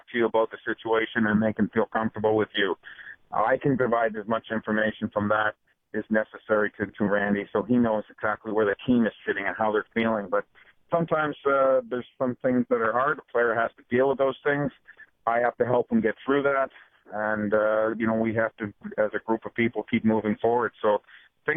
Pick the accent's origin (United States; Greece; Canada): Canada; Ontario; moved away; I grew up in Ontario